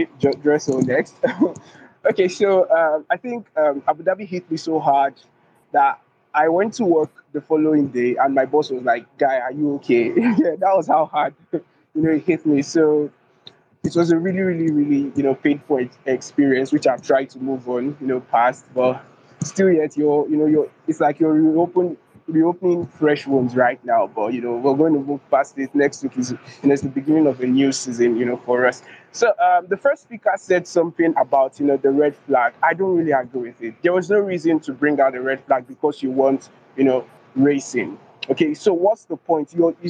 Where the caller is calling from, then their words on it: Abuja, Federal Capital Territory, Nigeria; I'm speaking from Abuja.